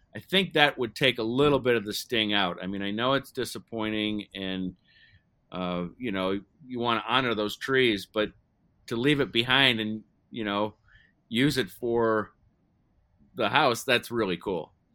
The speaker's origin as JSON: {"language": "English", "region": "Ohio", "country": "United States", "tie": "born or raised there", "said": "I was growing up in Ohio"}